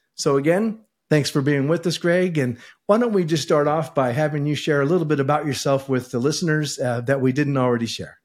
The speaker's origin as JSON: {"language": "English", "region": "California", "country": "United States", "tie": "born or raised there", "moved": "as an adult", "lives_now": "Idaho, United States", "said": "we were bo-, both born and raised in California, and we moved here about a year ago as well"}